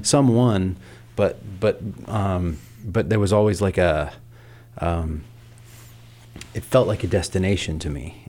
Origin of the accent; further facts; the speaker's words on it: the South, United States; I grew up in the South in, in a small town